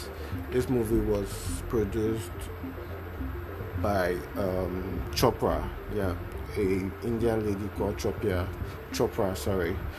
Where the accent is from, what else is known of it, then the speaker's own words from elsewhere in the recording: Lagos, Nigeria; I'm not a Yoruba guy, but I stay in Lagos. I was born in Lagos